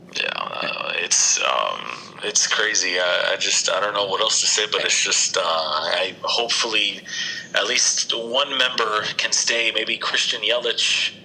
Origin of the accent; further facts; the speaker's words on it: Sunrise, Florida, United States; also born or lived in New Jersey; I grew up in Sunrise. Like this is my hood, Sunrise, Florida, right here